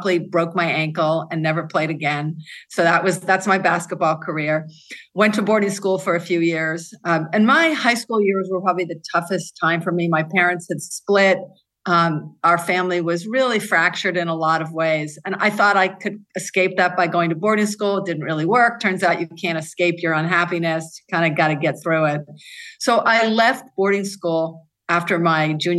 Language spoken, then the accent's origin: English; New York City, New York, United States; moved away; also born or lived in Seattle; I grew up in New York City on the Upper East Side, two blocks from the Metropolitan Museum of Art